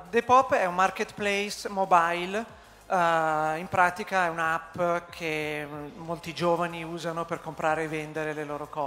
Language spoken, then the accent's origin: Italian; Milan, Lombardy, Italy; Allora, io sono di Milano, l'idea mi è venuta a Milano.